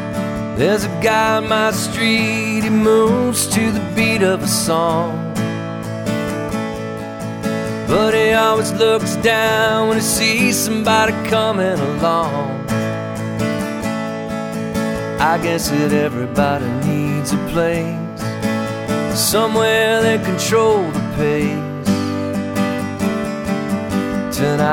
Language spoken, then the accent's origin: English; Vermont, United States; moved away; also born or lived in Boston; I'm originally from Vermont. Been in the Boston music scene for a lot of years. Started here in the early 90s.